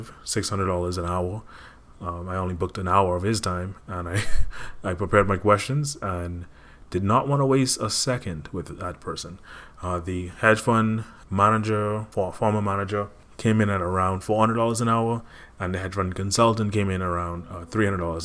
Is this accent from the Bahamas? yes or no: yes; Bahamas; now in Connecticut, United States; I am from the Bahamas